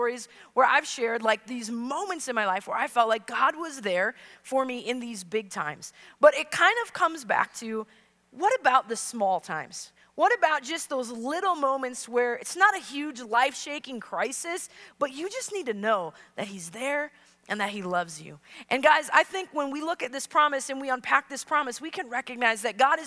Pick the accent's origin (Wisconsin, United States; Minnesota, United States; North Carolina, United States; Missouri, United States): Wisconsin, United States; I'm from Wisconsin